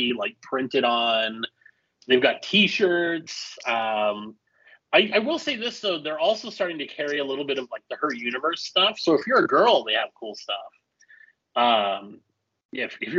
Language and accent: English; El Paso, Texas, United States; moved away; where I grew up in Texas in El Paso